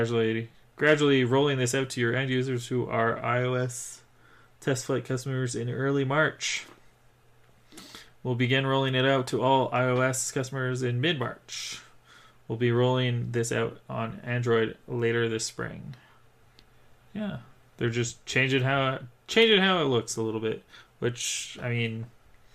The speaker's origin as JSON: {"language": "English", "country": "Canada", "said": "I am a Canadian"}